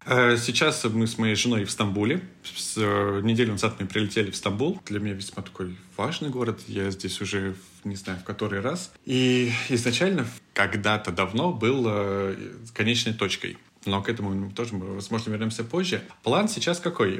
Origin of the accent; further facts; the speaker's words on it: Moscow, Russia; moved away as an adult; also born or lived in Istanbul, Turkey; мы из России, мы из Москвы